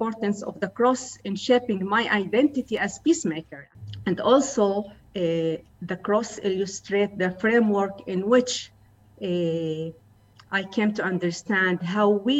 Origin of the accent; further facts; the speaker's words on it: Acre, Northern District, Israel; growing up in Akko, in a mixed town